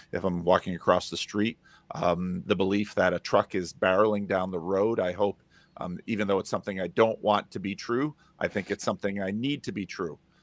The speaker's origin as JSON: {"language": "English", "region": "New Jersey", "country": "United States", "tie": "born or raised there", "moved": "yes", "lives_now": "Sacramento, United States", "said": "I grew up in New Jersey"}